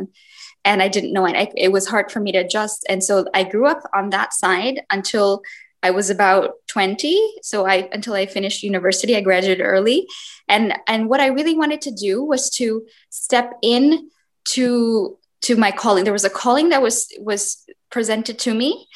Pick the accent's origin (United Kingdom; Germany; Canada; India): India; I had seven puppies growing up in India.